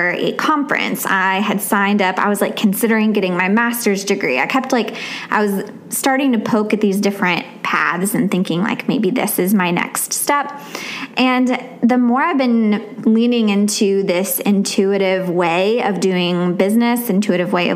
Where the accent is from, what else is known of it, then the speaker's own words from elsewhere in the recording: Virginia, United States; now in Tennessee, United States; when I was growing up in Virginia, we never started school until after Labor Day